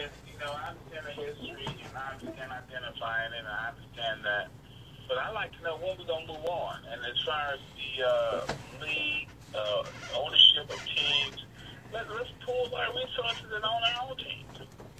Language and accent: English; Millbrook, Alabama, United States; I'm from Alabama, Millbrook, Alabama.